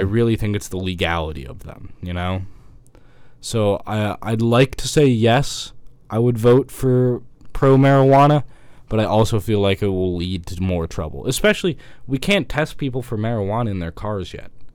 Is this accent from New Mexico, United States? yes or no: no; Atlanta, Georgia, United States; I'm from somewhere that's really hot. You know, I'm from Atlanta